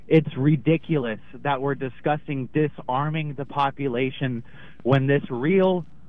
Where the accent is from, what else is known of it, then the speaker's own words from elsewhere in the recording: Jamestown S'Klallam Tribe, Washington, United States; I'm from the Jamestown Sklalem tribe.